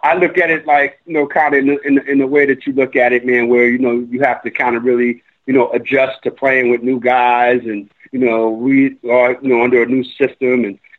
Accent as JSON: {"language": "English", "region": "New York", "country": "United States", "said": "we definitely have to get away from, you know, being – we're from New York."}